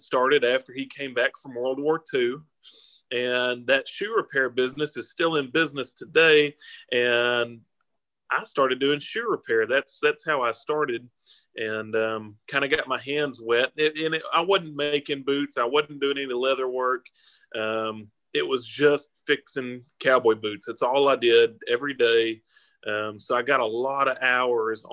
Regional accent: Texas, United States; also born or lived in Bakersfield, California; I was born in California, born in Bakersfield, California, of all places, which, you know, is a pretty country area. But I moved here when I was a kid. I was probably 4 or 5 years old when I moved to Texas

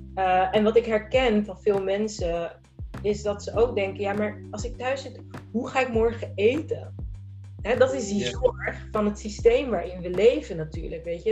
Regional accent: Rotterdam, South Holland, Netherlands; ik ben gewoon een Rotterdammer

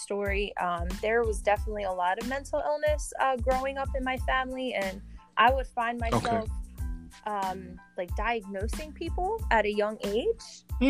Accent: Delaware County, Pennsylvania, United States; also born or lived in Maryland; So I grew up in Delaware County, basically have been here most of my life. And then from, I would say, 2013 to about 2016, I lived in Maryland

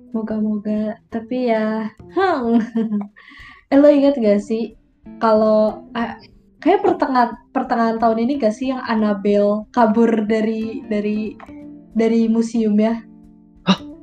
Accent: Indonesia; kita besar di Indonesia

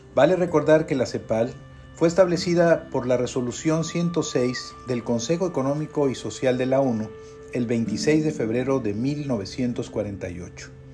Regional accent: Mexico; como somos los mexicanos

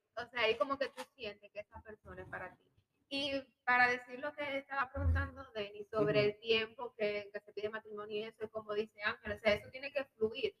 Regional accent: Cuba; moved away as an adult; now in United States; yo soy cubana

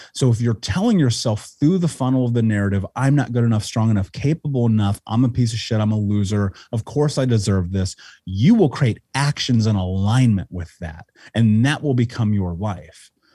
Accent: Indianapolis, Indiana, United States; I grew up in Indianapolis

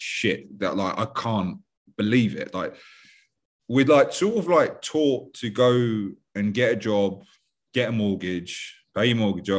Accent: London, United Kingdom; I'm from West London, 5 minutes away from the airport

